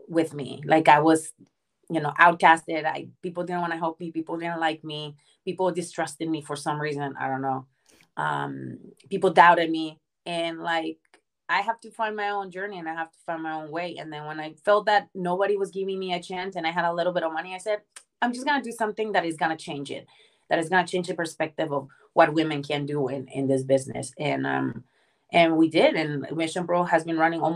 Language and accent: English; Mexico; now in United States; I was born and raised in Mexico, and the only thing I knew was like Mexican culture